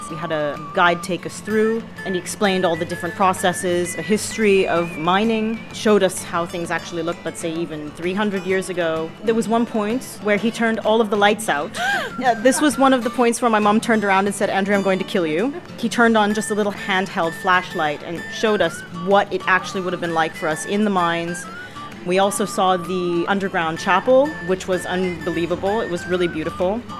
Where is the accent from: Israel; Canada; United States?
Canada; now in Idrija, Slovenia; we're both from Canada. I was born there, but my mom actually moved from Slovenia to Canada when she was three years old, lived there for most of her life, and then we ended up coming back